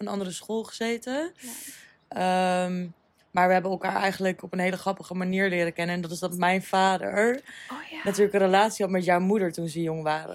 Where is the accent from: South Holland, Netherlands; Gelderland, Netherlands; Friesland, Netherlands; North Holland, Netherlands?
Gelderland, Netherlands; Apeldoorn; moved away as an adult; also born or lived in Amsterdam / Ibiza; ik ben opgegroeid in Apeldoorn. Eigenlijk specifiek in Uggelen, dorpje.